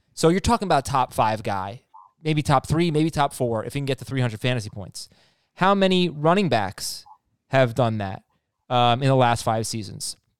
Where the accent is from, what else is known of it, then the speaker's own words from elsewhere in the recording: New York, United States; as a New Yorker over here